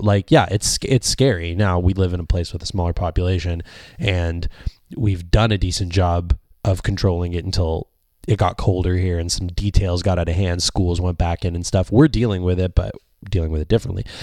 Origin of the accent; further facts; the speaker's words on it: Canada; being a Canadian